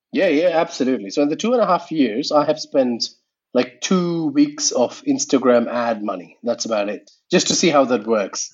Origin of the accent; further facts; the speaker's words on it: India; English is a second language; Indian podcasters that, you know, especially if you're doing podcasting in English, it's a bit hard for us because English is my third language too.